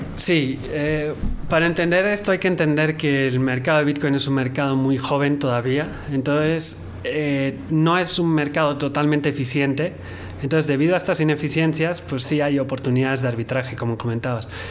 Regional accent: Mexico; yo como mexicano

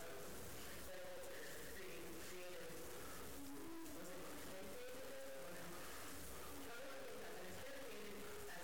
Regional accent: Arkansas, United States; also born or lived in Kansas City / Colorado / Idaho; now in Louisiana, United States; I grew up in Arkansas. I moved to Kansas City and Colorado and Idaho and back to Kansas City and then here in Louisiana

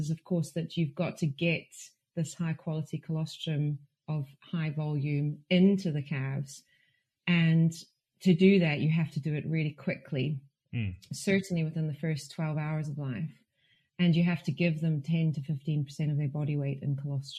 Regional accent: South Africa; also born or lived in Hamilton, New Zealand / Ireland (ancestry); now in Glasgow, United Kingdom; My parents are Irish, but I was brought up in South Africa. I spent a lot of time in Hamilton actually though

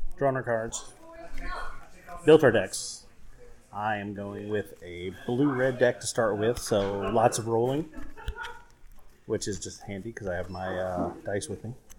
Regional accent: the South, United States; we grew up in the South

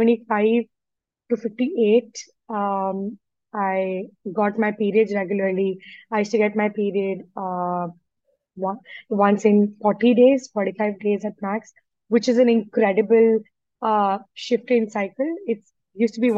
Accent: India; I'm an Indian

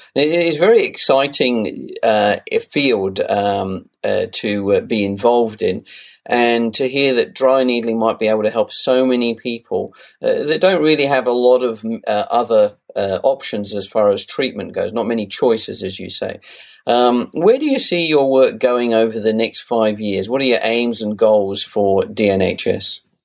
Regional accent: United Kingdom; I was brought up in the UK

